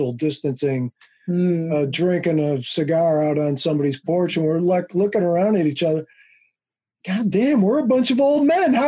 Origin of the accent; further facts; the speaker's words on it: Wheaton, Illinois, United States; moved away; also born or lived in Chicago; Western suburbs. Well, which one? Wheaton.